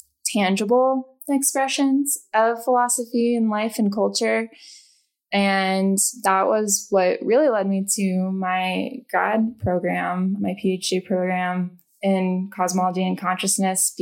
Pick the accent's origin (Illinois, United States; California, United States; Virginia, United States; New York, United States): Illinois, United States; Taylorville; moved away as an adult; now in Colorado, United States; I grew up in Illinois in a rural town of Taylorville and moved out to Colorado about 6 years ago.